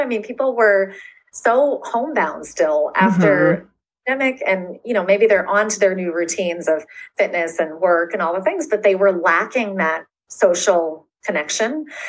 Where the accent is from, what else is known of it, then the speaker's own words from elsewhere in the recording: Florida, United States; and so I am from Florida. So I am not a snow girl.